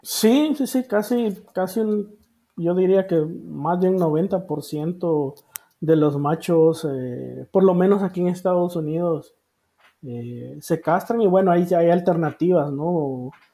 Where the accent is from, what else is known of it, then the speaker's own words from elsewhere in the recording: Honduras; moved away as an adult; also born or lived in Costa Rica; now in United States; yo soy hondureño ah, por nacimiento